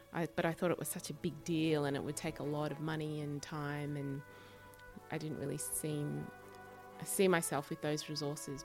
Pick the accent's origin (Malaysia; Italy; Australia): Australia; Sydney, New South Wales; moved away; also born or lived in Chicago; when I grew up in Sydney